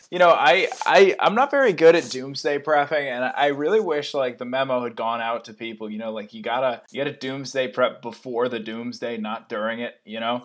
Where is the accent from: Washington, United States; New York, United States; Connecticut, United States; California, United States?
Connecticut, United States; also born or lived in San Jose / Sunnyvale; now in San Francisco, United States; I'm from Connecticut.